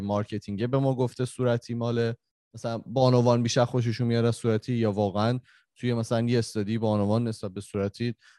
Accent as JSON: {"language": "Persian", "country": "Iran", "moved": "yes", "said": "ماهایی که خارج از ایرانیم"}